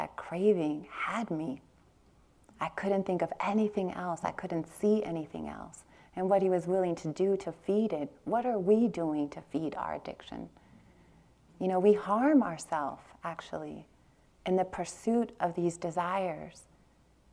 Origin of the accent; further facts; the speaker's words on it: Long Beach, California, United States; I grew up in Long Beach, East Long Beach, Compton border in California